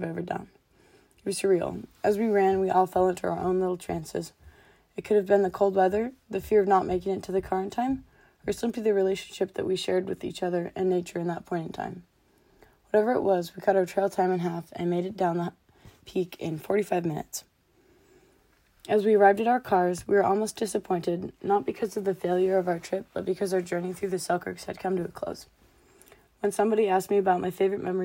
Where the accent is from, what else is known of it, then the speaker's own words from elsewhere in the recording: North Idaho, United States; Born and raised in North Idaho